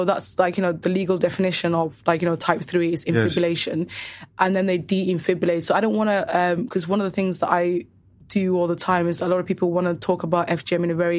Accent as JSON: {"language": "English", "region": "Somaliland", "country": "Somalia", "tie": "born or raised there", "said": "in my native Somaliland and Somalia"}